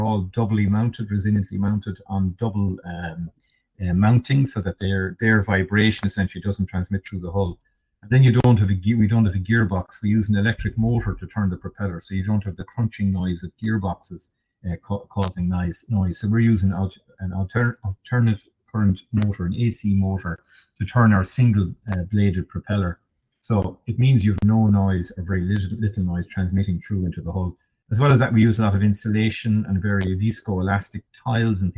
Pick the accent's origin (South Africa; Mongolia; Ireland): Ireland; Kerry, Munster; I'm from Kerry myself, from down in Tom Crean country myself